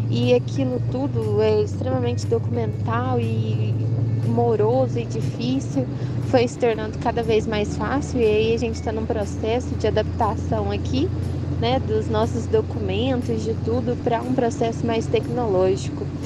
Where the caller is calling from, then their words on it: Uberlândia, Minas Gerais, Brazil; sou de Uberlândia, Minas Gerais.